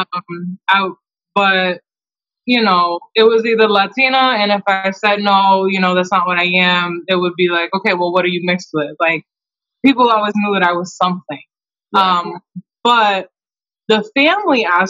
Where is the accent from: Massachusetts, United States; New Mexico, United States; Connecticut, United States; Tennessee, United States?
Massachusetts, United States; Taunton; also born or lived in Brockton, Massachusetts; I was raised in Taunton, Massachusetts